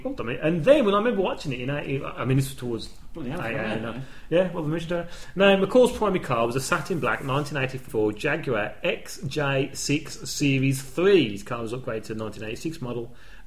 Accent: United Kingdom; we're British

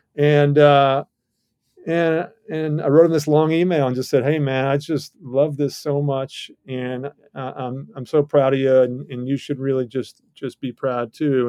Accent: Georgia, United States; I come from Georgia

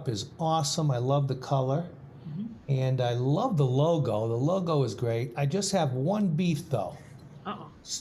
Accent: Boston, Massachusetts, United States; I grew up in Boston

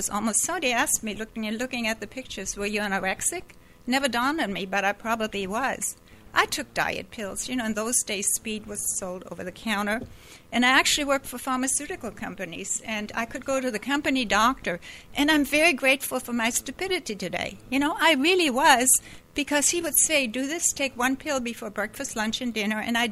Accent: Hamburg, Germany; moved away as an adult; also born or lived in Canada; I grew up in Germany, in Hamburg

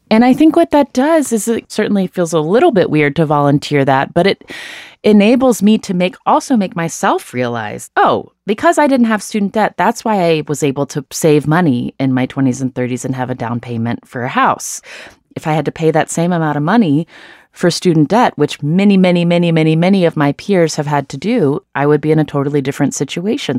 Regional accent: United States; I was born in the United States

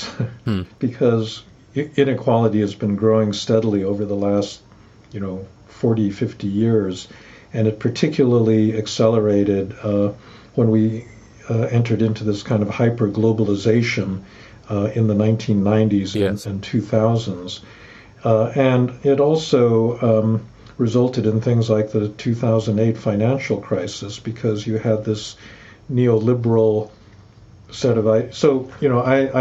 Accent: United States; proud to be an American

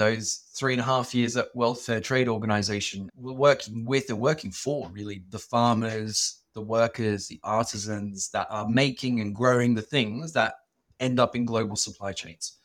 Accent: Sydney, New South Wales, Australia; I grew up in Sydney, in Australia, and we were migrants

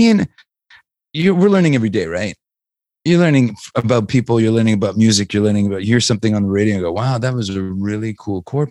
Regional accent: Canada; we're from Canada

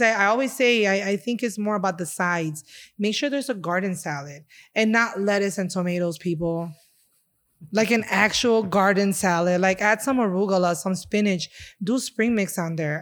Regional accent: Chicago, Illinois, United States; I was born and raised here in Chicago, um, and my da-, my dad is from Honduras and my mom from Puerto Rico, and I was actually raised in Humboldt Park

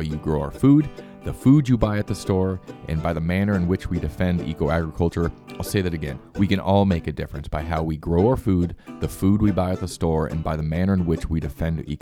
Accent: United States; moved away; I grew up actually fairly close to there

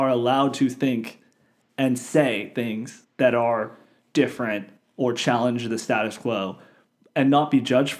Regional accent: United States; born or raised there

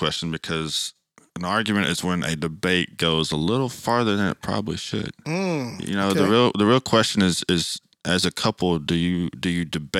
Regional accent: Nashville, Tennessee, United States; Yeah, we definitely come from different cultures. I was born and raised here in Nashville

